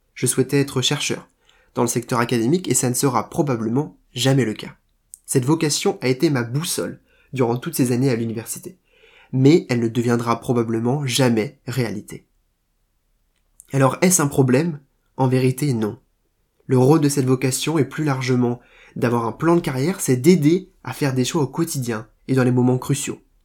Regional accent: Rennes, Brittany, France; moved away as an adult; now in Paris, France; j'ai quitté Rennes pour Paris

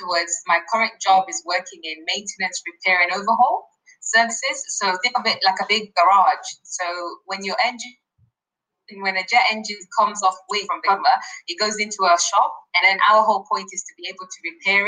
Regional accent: Kenya; also born or lived in Nottingham, United Kingdom; now in United Kingdom; I'm from Kenya

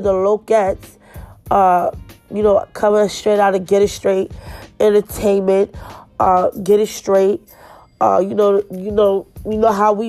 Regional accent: New York City, New York, United States; moved away; We grew up together in Flatbush.

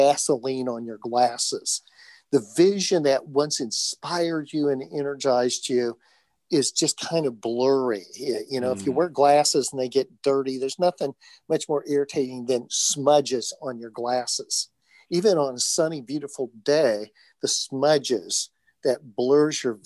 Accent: Indiana, United States; I'm from Indiana.

